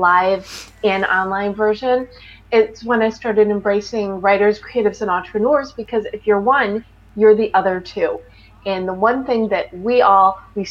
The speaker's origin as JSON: {"language": "English", "town": "Highland Park", "region": "Illinois", "country": "United States", "moved": "as an adult", "lives_now": "Los Angeles, United States", "said": "I'm from the Chicago suburbs. I'm from Highland Park, Illinois. But I've lived in LA for, it's almost exactly 23 years"}